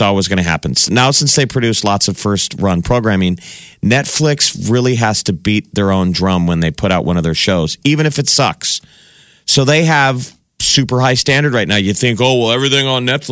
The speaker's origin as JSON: {"language": "English", "region": "Nebraska", "country": "United States", "tie": "born or raised there", "said": "we grew up around Nebraska"}